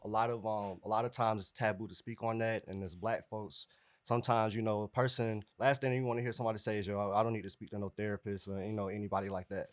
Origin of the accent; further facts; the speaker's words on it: Clayton County, Georgia, United States; also born or lived in East Point, Georgia; I am from East Point, Georgia, but I grew up here in Clayton County.